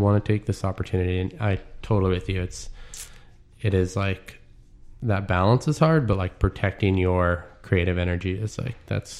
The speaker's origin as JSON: {"language": "English", "town": "Marysville", "region": "Washington", "country": "United States", "tie": "born or raised there", "said": "I grew up in Marysville."}